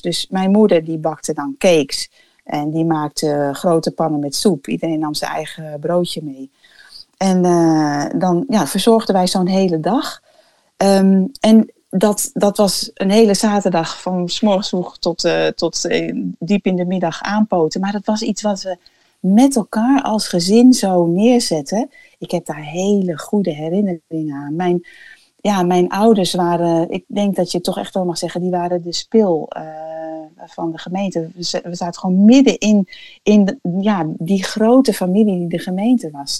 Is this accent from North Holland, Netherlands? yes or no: yes; Bussum, North Holland, Netherlands; moved away as an adult; also born or lived in Cameroon; Ik ben opgegroeid in Bussum, in een christelijk gezin